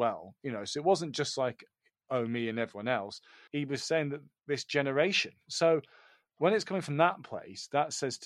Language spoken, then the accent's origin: English; United Kingdom; us Brits